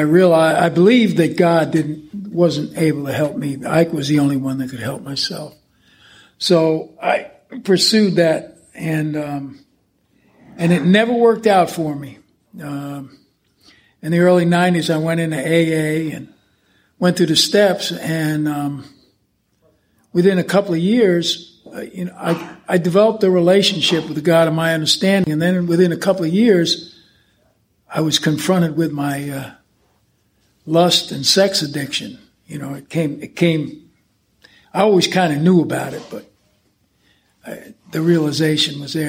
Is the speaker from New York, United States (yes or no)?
yes; the New York area, United States; I was brought up in the New York area